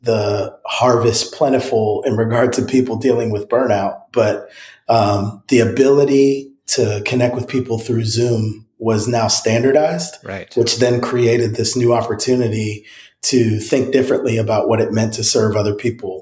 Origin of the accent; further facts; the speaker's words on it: New Jersey, United States; now in Franklin, United States; I grew up in New Jersey